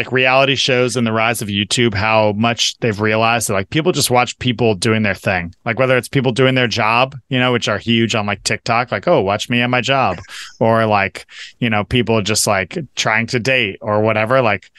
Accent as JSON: {"language": "English", "town": "Shoreline", "region": "Washington", "country": "United States", "tie": "born or raised there", "said": "Growing up in Shoreline, there's an Arby's on the corner of 205th and Aurora"}